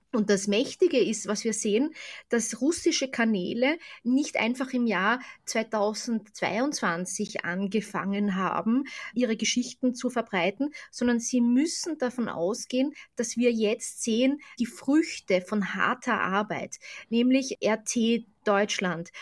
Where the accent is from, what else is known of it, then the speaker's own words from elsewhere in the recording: Austria; Ich bin ja selbst aus Österreich